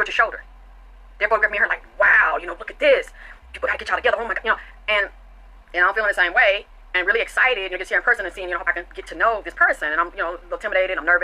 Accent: the South, United States; I was taught from the South

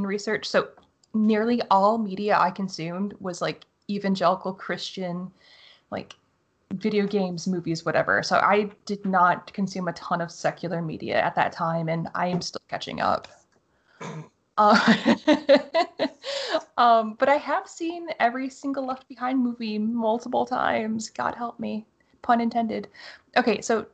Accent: Michigan, United States; We're both from Michigan

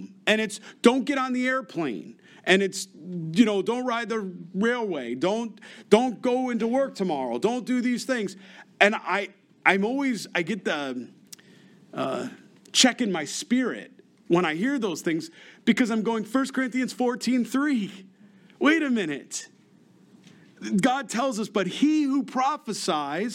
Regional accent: Rochester, New York, United States; moved away; I'm from Rochester, New York. We used to get something called ice storms.

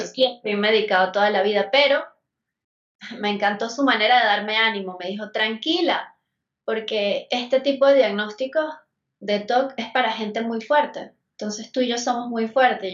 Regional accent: Venezuela; moved away as an adult; now in Mexico City, Mexico; Yo soy de Venezuela y ya voy para 10 años acá en México

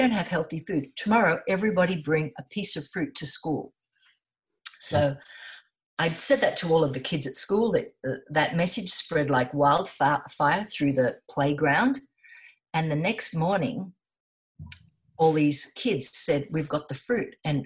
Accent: Sydney, New South Wales, Australia; moved away as an adult; also born or lived in South Coast, New South Wales; I was born in Sydney. Yes. Yeah. And yeah, I lived in Sydney all my life on Manly Beach

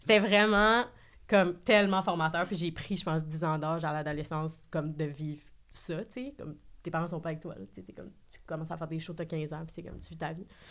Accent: Saguenay, Quebec, Canada; moved away; also born or lived in Montreal; je viens de Saguenay

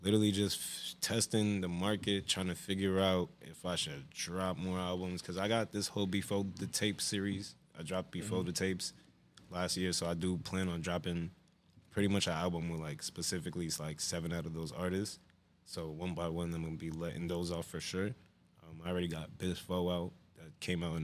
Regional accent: Union, New Jersey, United States; I was born in Jersey City, but I'm raised in Union, so I claim Union for real

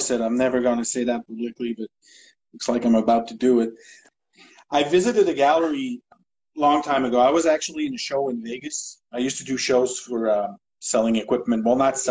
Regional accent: Maniwaki, Quebec, Canada; now in Montreal, Canada; I come from Maniwaki, which is a small town up north Quebec

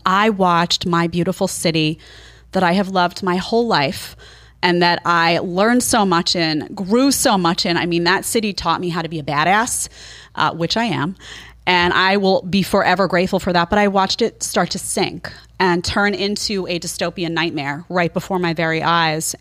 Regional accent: New York City, New York, United States; also born or lived in Brooklyn, New York / Manhattan, New York; I grew up in Staten Island

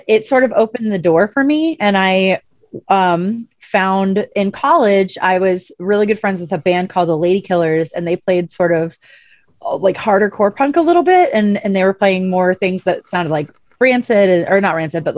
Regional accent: St. Louis, Missouri, United States; moved away; I'm from St. Louis originally

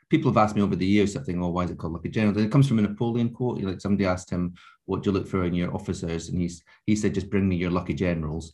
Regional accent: Scottish Borders, Scotland, United Kingdom; I grew up in the Scottish borders

